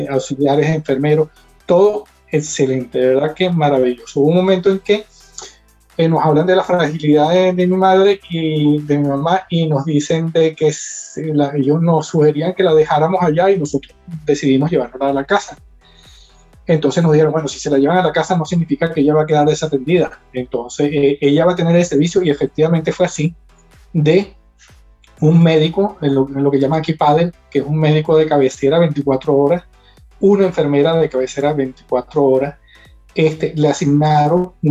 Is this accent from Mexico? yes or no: no; Venezuela; moved away as an adult; now in Spain